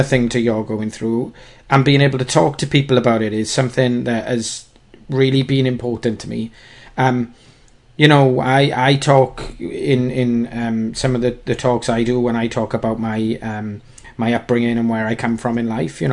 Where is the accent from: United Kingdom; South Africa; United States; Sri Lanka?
United Kingdom; We're British